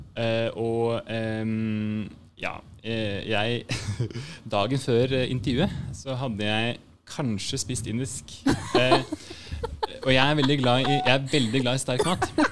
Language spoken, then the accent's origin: Norwegian; Drammen, Buskerud, Norway; moved away; also born or lived in Bergen / Lillehammer / Rælingen; Så jeg er fra Drammen